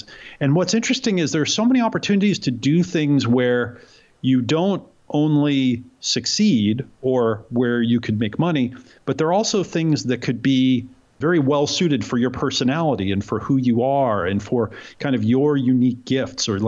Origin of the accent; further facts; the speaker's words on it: Oregon, United States; I grew up in Oregon to hippie parents who didn't want me to grow up in New York and the city where they had grown up.